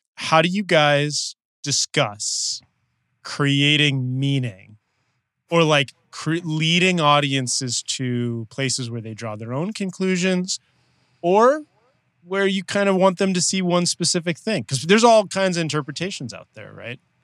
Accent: Los Angeles, California, United States; we're both from Los Angeles

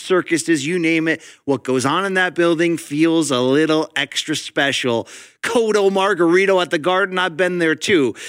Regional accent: Connecticut, United States; I grew up in Connecticut, factory town

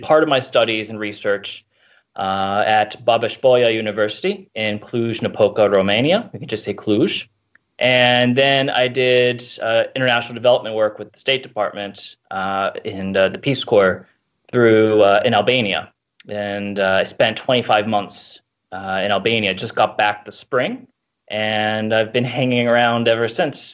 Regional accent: Baltimore, Maryland, United States; moved away as an adult; also born or lived in Pennsylvania; I am originally from the Baltimore area

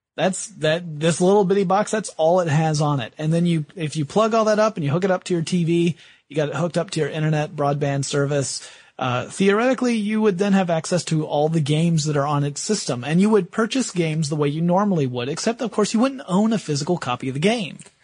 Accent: the South, United States; I am from the South

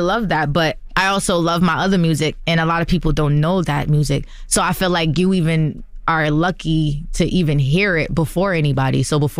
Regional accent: New Jersey, United States; now in Los Angeles, United States; Not alone with my friends, but I'm from Jersey. But we moved to LA for this.

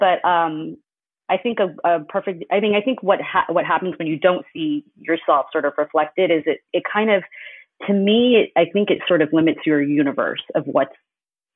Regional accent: United States; I was born in the U.S. and I grew up in the U.S.

